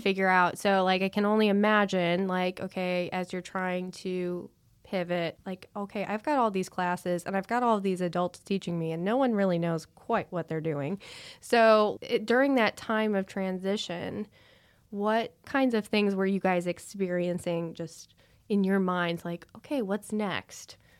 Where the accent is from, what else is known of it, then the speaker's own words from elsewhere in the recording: Chicago, Illinois, United States; growing up in Chicago area